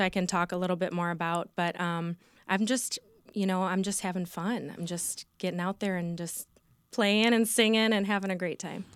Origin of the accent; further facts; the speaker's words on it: Sterling Heights, Michigan, United States; also born or lived in Royal Oak, Michigan / East Lansing, Michigan; I grew up in Sterling Heights. I was born in Royal Oak. I grew up in Sterling Heights.